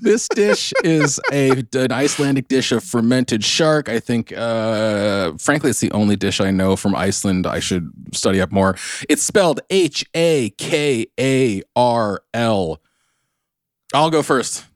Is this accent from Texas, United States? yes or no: no; South Orange County, California, United States; accent: Southern California; I'm from South Orange County, the MAGA stronghold